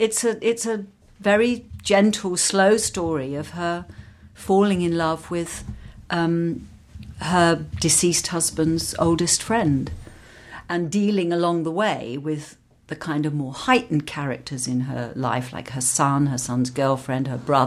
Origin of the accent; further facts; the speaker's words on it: London, United Kingdom; because I grew up in London and worked in London and this was where everything for me was happening.